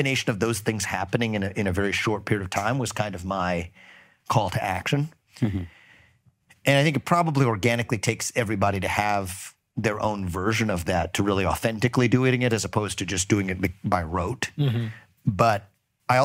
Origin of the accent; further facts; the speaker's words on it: Cincinnati, Ohio, United States; I grew up in Cincinnati.